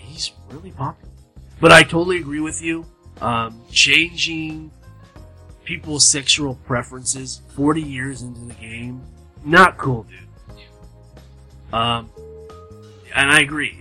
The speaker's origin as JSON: {"language": "English", "region": "Southern California", "country": "United States", "tie": "born or raised there", "also_born_or_lived": "Arkansas", "moved": "as an adult", "said": "I was born, raised, bred in California, Southern Cal."}